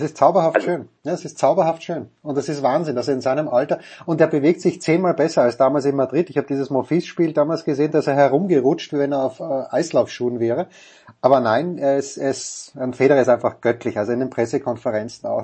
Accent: Köflach, Styria, Austria; now in Munich, Germany; Bernbach-Köflach in Österreich, wo ich herkomme

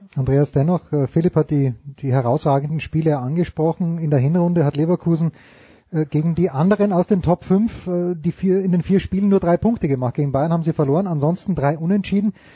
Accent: Austria; ich bin ja Österreicher

